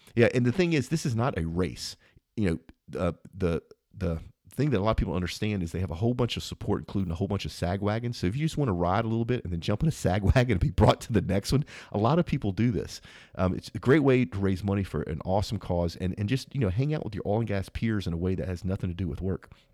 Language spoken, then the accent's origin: English; Louisiana, United States; I'm from Louisiana